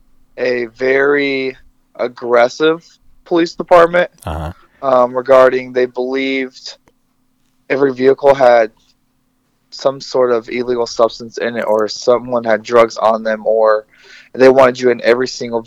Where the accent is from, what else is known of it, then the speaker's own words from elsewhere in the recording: Rochester, Indiana, United States; also born or lived in Alaska / Colorado; I grew up in Rochester, Indiana. It is a non-diverse community.